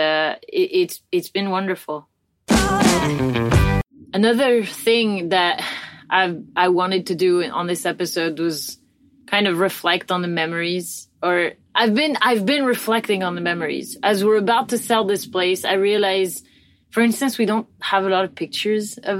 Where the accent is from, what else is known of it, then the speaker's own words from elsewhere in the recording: France; moved away; we came back to France. Like, we could have settled down somewhere else, but we came back to my home country